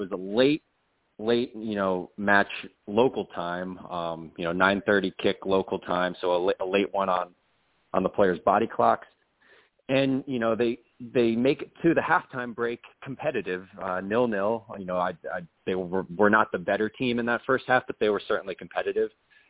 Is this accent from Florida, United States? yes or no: no; Connecticut, United States; now in Austin, United States; I was born in Connecticut to a man from New Jersey, a father from New Jersey.